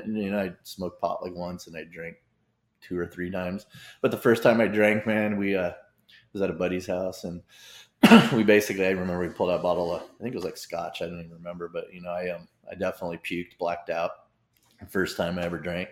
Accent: Vista, California, United States; also born or lived in Harbor City, Los Angeles / Fountain Valley, Orange County; now in Carlsbad, United States; that's when we moved to Vista, actually, California, 1979

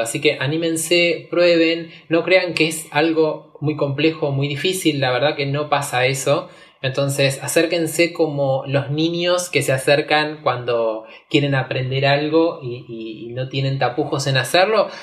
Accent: Argentina; soy músico, soy argentino

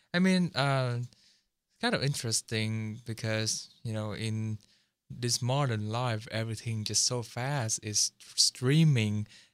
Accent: Seattle, Washington, United States; I'm from Washington, like Seattle

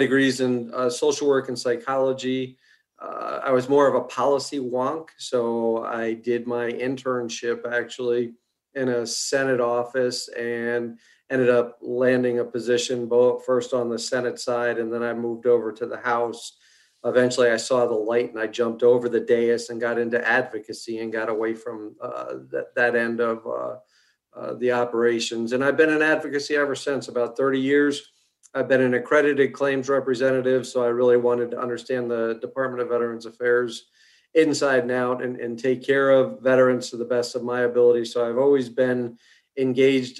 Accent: Connecticut, United States; moved away as an adult; now in Virginia, United States; I was born in New England, actually up in Connecticut, just outside of New York City.

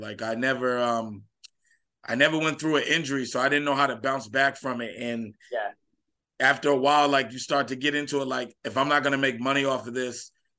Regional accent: Newport, Rhode Island, United States; Like growing up in Newport, Rhode Island, you know, I started at the Boys and Girls Club and I just had a love for it even when I was younger.

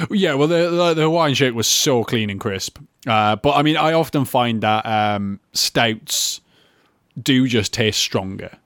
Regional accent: Newcastle upon Tyne, North East England, United Kingdom; I'm from Newcastle.

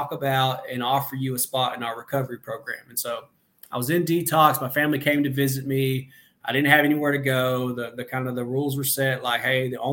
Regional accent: Benton, Arkansas, United States; also born or lived in Conway, Arkansas; I'm in Benton, my hometown

